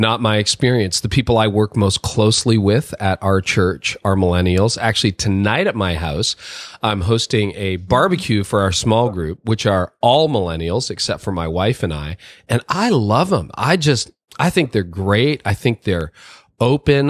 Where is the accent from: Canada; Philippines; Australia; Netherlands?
Canada; I was born in Canada. I'm a Canadian.